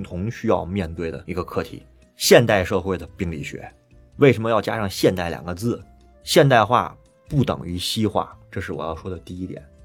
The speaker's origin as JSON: {"language": "Chinese", "country": "China", "said": "我们中国人是教育"}